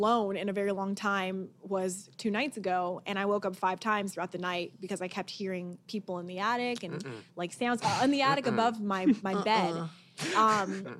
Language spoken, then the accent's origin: English; Orange County, California, United States; I'm from Orange County. You know, I'm a beach girl.